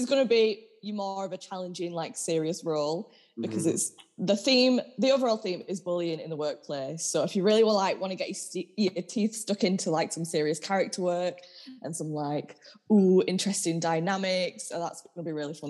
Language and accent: English; Leeds, Yorkshire and the Humber, United Kingdom; I go to Uni of Leeds, I'm from Leeds, I live in Leeds